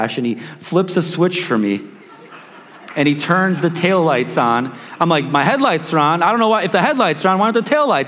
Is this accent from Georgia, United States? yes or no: no; Chicago, Illinois, United States; now in Wichita, United States; I'm just from South Chicago